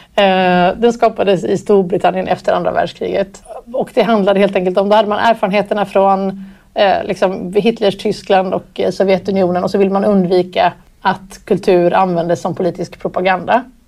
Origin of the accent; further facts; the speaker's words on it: Gothenburg, Västra Götaland, Sweden; jag växte upp i Göteborg